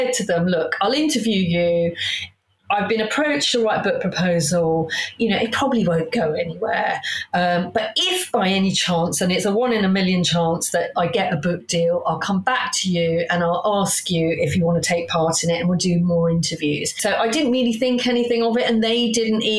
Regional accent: Hayes, London, United Kingdom; I grew up in Hayes

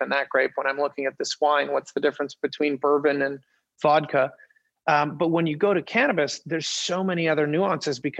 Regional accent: Winnipeg, Manitoba, Canada; moved away; I'm from Winnipeg originally

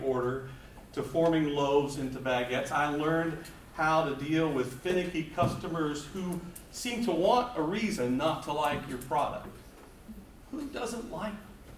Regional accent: Walden, Vermont, United States; I'm from Walden, Vermont, which is up in the northeast corner of the state.

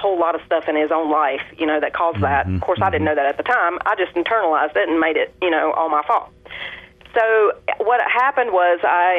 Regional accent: Tennessee, United States; Well, I did grow up as a Southern Baptist down here in the South. If you couldn't already tell, I'm from Tennessee.

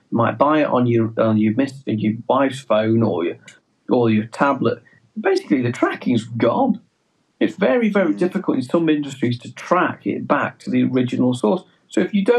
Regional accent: England, United Kingdom; accent: English; our English accent gives us away, the fact that we are English

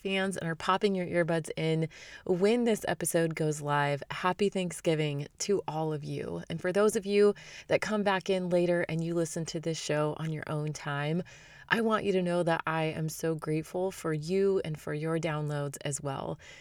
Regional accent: Arizona, United States; I lived in Arizona. We knew each other in high school

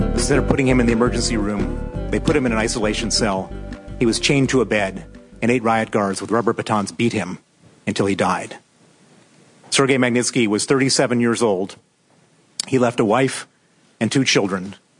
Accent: Chicago, Illinois, United States; moved away as an adult; also born or lived in Princeton, New Jersey; now in London, United Kingdom; I was born in Princeton, New Jersey, um, uh, raised in in uh, South Side of Chicago

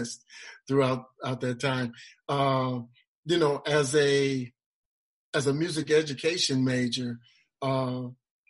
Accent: Chicago, Illinois, United States; Chicago, which was my hometown

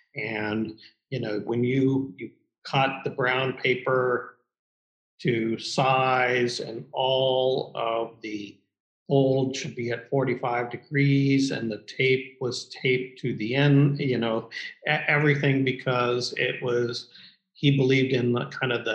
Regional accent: Midwest, United States; You know, I'm still a Midwesterner and just New York's for the young and the wealthy.

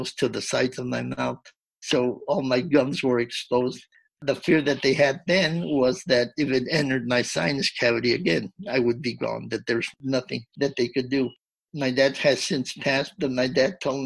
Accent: Del Rio, Texas, United States; my hometown of Del Rio

